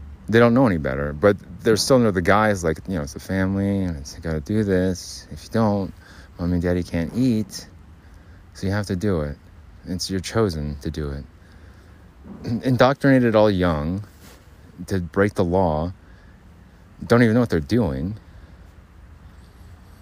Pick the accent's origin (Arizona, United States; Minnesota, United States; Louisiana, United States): Arizona, United States; now in Utah, United States; I'm from Arizona. Fireworks are completely illegal there